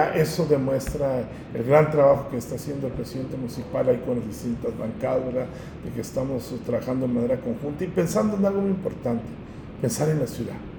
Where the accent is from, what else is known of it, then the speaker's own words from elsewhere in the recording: Monterrey, Nuevo León, Mexico; nosotros los regiomontanos